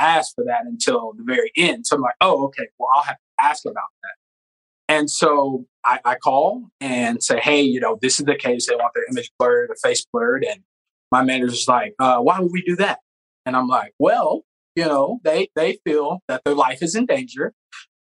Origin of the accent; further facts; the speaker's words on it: the South, United States; So I'm from the South where we have project, like, so they send me to the ghetto.